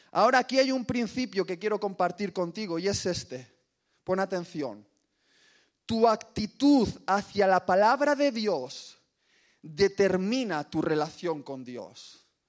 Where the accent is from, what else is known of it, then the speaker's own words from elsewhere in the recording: Basque Country, Spain; orgulloso como buen vasco